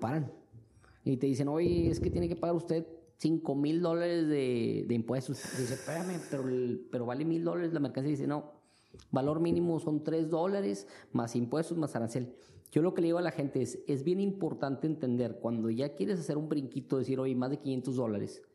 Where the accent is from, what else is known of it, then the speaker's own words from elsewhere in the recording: Mexico; moved away as an adult; now in China; como mexicanos